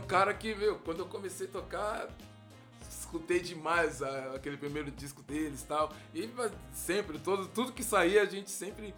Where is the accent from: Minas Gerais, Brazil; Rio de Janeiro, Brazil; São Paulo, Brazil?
São Paulo, Brazil; Santo André; eu vivo lá onde eu nasci, Camilópolis, tô sempre, vira e mexe, tô lá, vou ver minha mãe que mora lá ainda, né? E os amigos que, que a gente cresceu junto